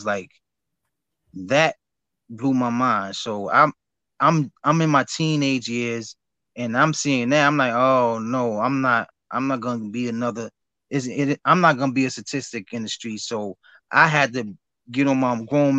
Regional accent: New York City, New York, United States; also born or lived in Brooklyn, New York; I grew up in Jamaica, Queens. I was born and raised in Queens

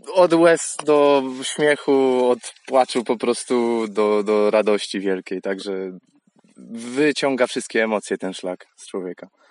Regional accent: Łódź, Łódź Voivodeship, Poland; jestem z Łodzi

